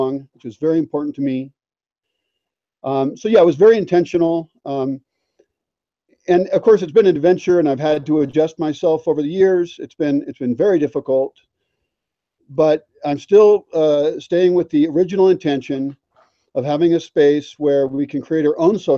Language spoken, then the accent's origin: English; United States; moved away as an adult; also born or lived in Seattle, Washington; now in Mexico; I'm a gringo from the United States